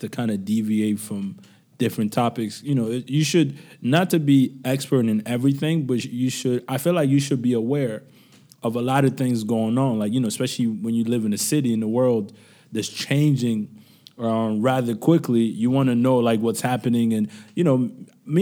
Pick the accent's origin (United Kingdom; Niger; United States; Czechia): Niger; moved away; Niamey, which is my home country